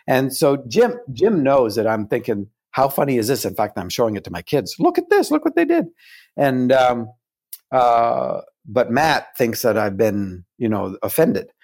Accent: Canada; I'm still a Canadian.

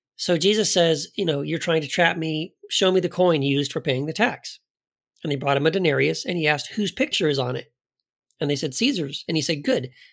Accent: United States; as an American, someone raised in the American church

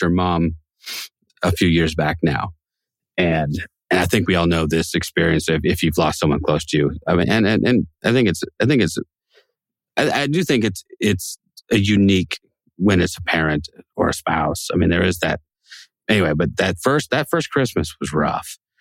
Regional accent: Pacific Northwest, United States; John and I grew up in the Pacific Northwest

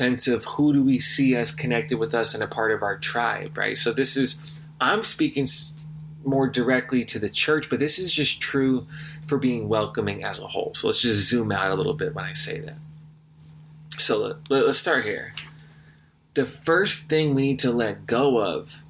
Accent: California, United States; growing up in California

